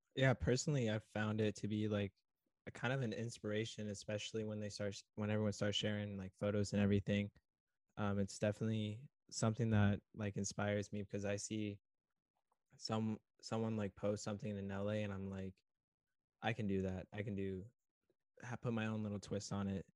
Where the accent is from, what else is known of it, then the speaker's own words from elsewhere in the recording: Southern California, United States; I grew up down in SoCal